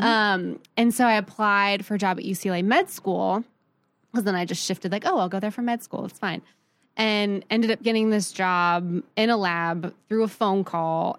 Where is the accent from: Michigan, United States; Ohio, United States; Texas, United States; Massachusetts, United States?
Ohio, United States; Columbus; also born or lived in San Francisco, California; I grew up, I was born in San Francisco. Um, always love it and claim it, but I was pretty much raised in Columbus, Ohio.